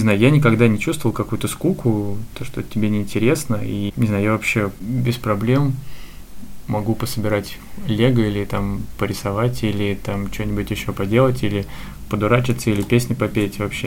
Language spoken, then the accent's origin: Russian; Voronezh, Voronezh Oblast, Russia; now in Moscow, Russia; я переехал в Москву из Воронежа